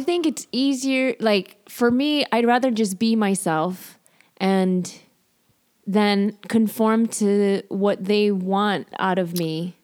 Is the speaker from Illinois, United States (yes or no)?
yes; Chicago, Illinois, United States; I'm from Chicago